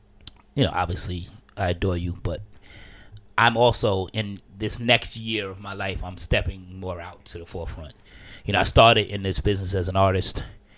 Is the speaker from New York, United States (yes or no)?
yes; New York City, New York, United States; born or raised there